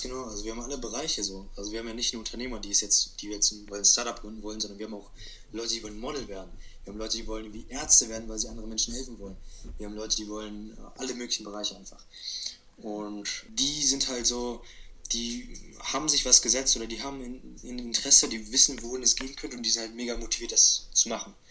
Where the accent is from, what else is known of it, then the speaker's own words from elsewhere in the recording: Hanover, Lower Saxony, Germany; ich bin 17 Jahre alt und ich komme aus Hannover